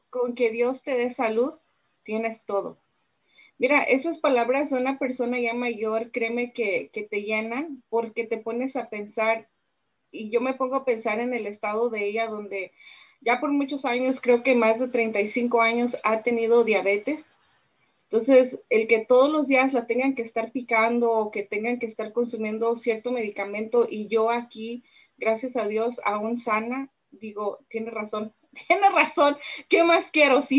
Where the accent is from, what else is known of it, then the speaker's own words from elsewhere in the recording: Mexico; now in United States; toda mexicana que soy